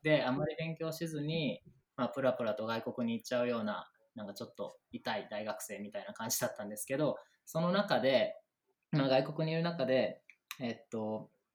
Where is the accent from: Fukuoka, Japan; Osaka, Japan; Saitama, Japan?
Osaka, Japan; now in Tokyo, Japan; 僕は大阪です